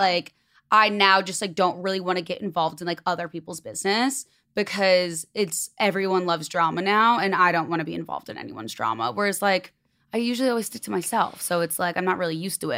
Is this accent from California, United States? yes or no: no; Chicago, Illinois, United States; moved away as an adult; now in Los Angeles, United States; And I'm from Chicago.